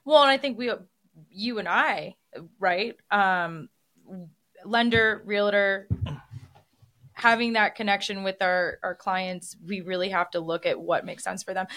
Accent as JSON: {"language": "English", "region": "Midwest", "country": "United States", "moved": "yes", "lives_now": "Las Vegas, United States", "said": "I am from the Midwest and I moved to Vegas"}